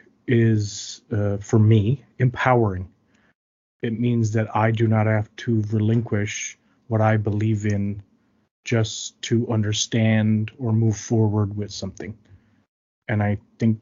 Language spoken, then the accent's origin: English; Flat Bay, Newfoundland and Labrador, Canada; I hail from the Mi'kmaq community of Flat Bay